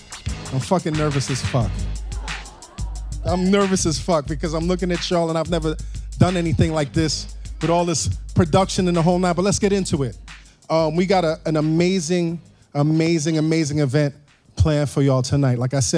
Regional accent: New York City, New York, United States; I remember growing up in New York City, you really couldn't separate the energy between hip-hop and punk rock.

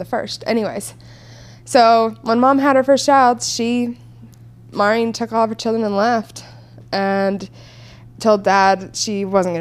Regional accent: United States; moved away; We're from the Crick

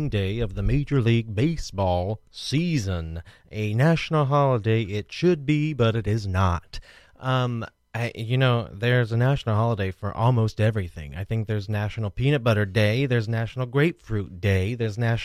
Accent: Midwest, United States; moved away as an adult; also born or lived in Brooklyn, New York City; now in New York City, United States; as a Midwesterner

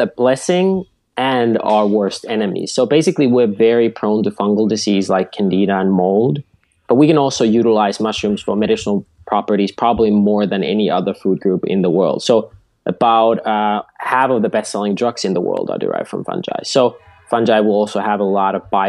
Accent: Finland; moved away; Originally, I grew up in Finland at our family farm.

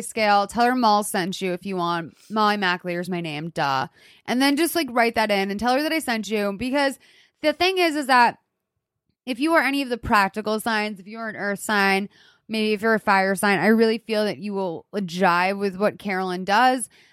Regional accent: Lexington, Massachusetts, United States; I'm from Lexington, Massachusetts

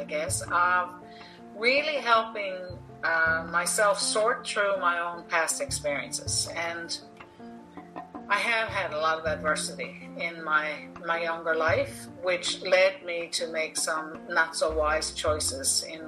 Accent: Newfoundland and Labrador, Canada; accent: a little more Irish; moved away as an adult; also born or lived in India / Saudi Arabia / South Korea; now in Norway; the area of Newfoundland where I was born and raised was primarily settled by the Irish

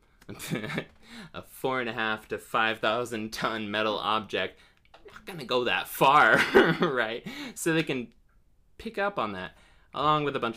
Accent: Ohio, United States; now in North Carolina, United States; I'm from Ohio

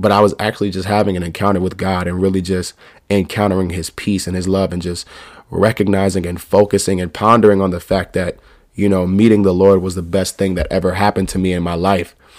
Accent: New York, United States; also born or lived in North Carolina / Virginia; I'm in New York. I'm from New York.

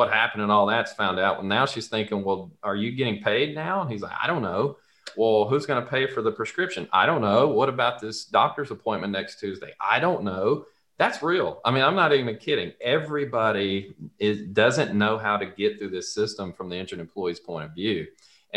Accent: the South, United States; accent: Southern; If you can't tell from my accent, this all started in the South.

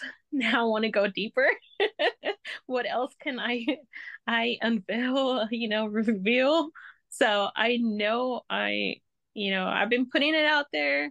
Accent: Texas, United States; I am from Texas

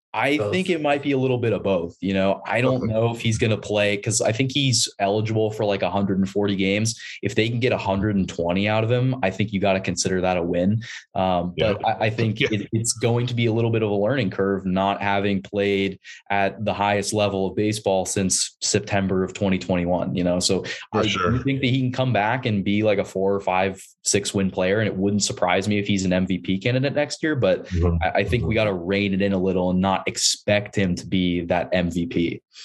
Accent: San Diego, California, United States; moved away as an adult; now in Portland, United States; I grew up in San Diego, diehard Padres fan

